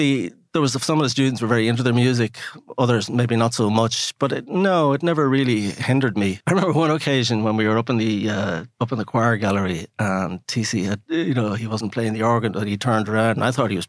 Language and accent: English; Clane, County Kildare, Ireland; I spent my entire childhood and adolescence in and around Clongowes. I grew up in the Red House